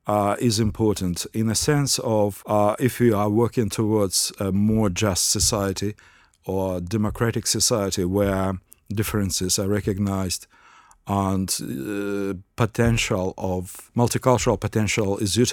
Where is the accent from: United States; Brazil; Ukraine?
Ukraine; English is a second language; now in Australia; Well, I came from Ukraine to Australia, and Ukraine is a relatively monocultural nation.